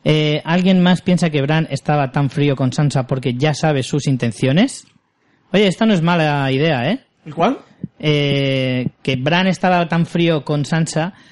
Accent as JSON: {"language": "Spanish", "region": "Extremadura", "country": "Spain", "said": "Soy extremeña hasta las trancas y me ha hecho mucha ilusión ver Cáceres"}